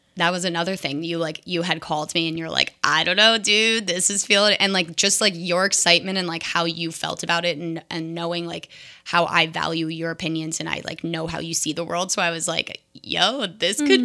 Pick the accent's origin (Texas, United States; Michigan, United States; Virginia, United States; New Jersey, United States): New Jersey, United States; moved away as an adult; now in Seattle, United States; I'm from New Jersey